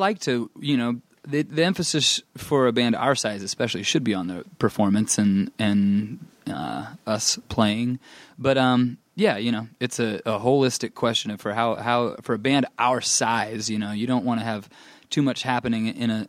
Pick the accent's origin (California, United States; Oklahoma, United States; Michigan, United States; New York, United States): California, United States; Anaheim; grew up some in Northern California, but then in Anaheim.